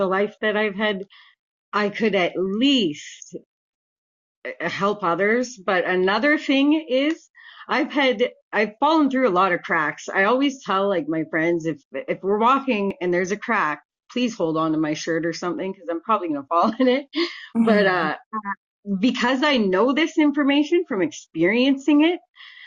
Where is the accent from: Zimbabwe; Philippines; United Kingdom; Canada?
Canada; Vancouver, British Columbia; I grew up pretty much on Hastings, and in Canada, that's Vancouver